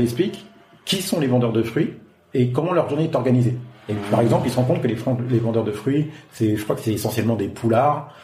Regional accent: France; moved away as an adult; now in Africa

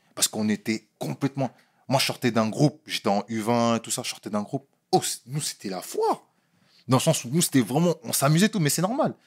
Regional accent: France; moved away; je suis né en France. J'ai grandi en France

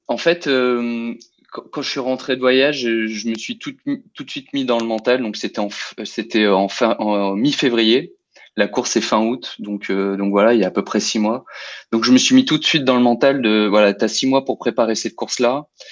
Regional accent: Lyon region, Auvergne-Rhône-Alpes, France; moved away as an adult; now in Lille, France; j'ai passé toute mon enfance dans la région lyonnaise

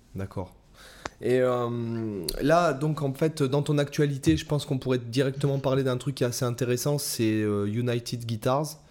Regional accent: Toulon, Provence-Alpes-Côte d'Azur, France; moved away; je suis retourné à Toulon, ma ville natale

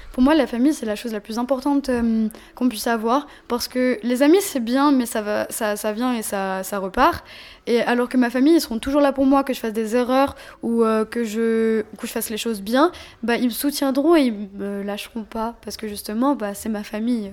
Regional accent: Paris, Île-de-France, France; also born or lived in Seine-et-Marne; J'ai grandi à Paris. Mm. beaucoup à Paris 13. Je suis née là-bas d'ailleurs. Et euh, j'ai grandi aussi en Seine-et-Marne

